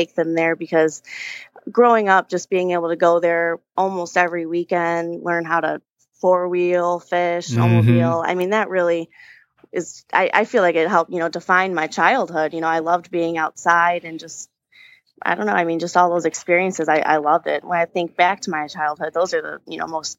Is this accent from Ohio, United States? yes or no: no; Allen Park, Michigan, United States; I'm from the Downriver area, Allen Park specifically. I graduated from Allen Park.